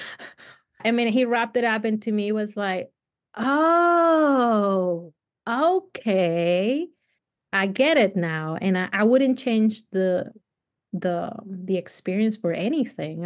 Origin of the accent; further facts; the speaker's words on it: Cali, Valle del Cauca, Colombia; English is a second language; moved away as an adult; also born or lived in Tennessee; now in United States; I come from Cali, which is hot all year round.